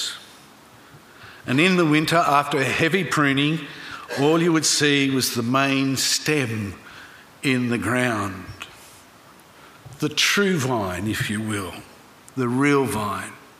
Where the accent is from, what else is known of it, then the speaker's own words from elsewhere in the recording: Griffith, New South Wales, Australia; growing up in Griffith in the Riverina